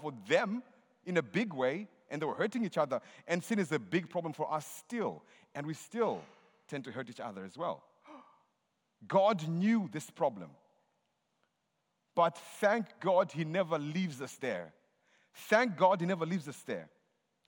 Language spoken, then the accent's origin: English; Zimbabwe; I'm from Zimbabwe.